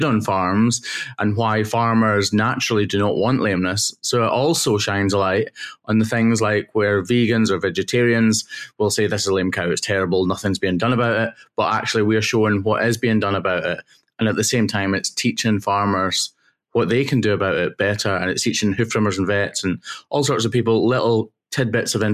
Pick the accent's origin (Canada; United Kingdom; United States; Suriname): United Kingdom; Wigtownshire, Southwest Scotland; I am a farmer's son working in Southwest Scotland, so Wigtonshire, Southwest Scotland.